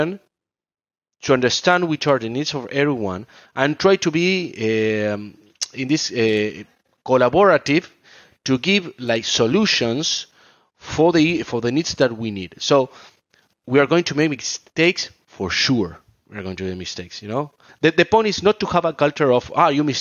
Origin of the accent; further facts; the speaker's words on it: Argentina; I'm from South America, I'm from Argentina